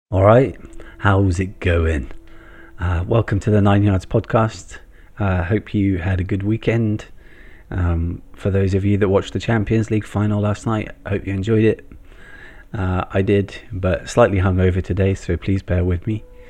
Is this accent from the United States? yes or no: no; England, United Kingdom; as a kid growing up in England in the nineteen eighties